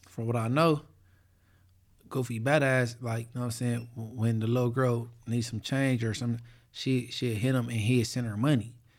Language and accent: English; Inglewood, California, United States; Inglewood, nigga, I'm from